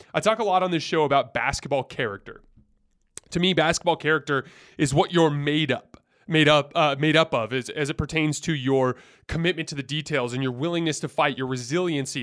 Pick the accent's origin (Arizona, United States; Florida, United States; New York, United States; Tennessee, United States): Arizona, United States; Tucson; I'm from Tucson